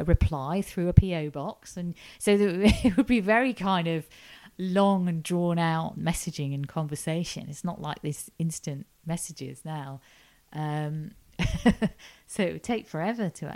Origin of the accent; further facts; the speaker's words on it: Ormskirk, North West England, United Kingdom; moved away as an adult; also born or lived in York; now in London, United Kingdom; I grew up in a town called Ormskirk in Lancashire, quite near Liverpool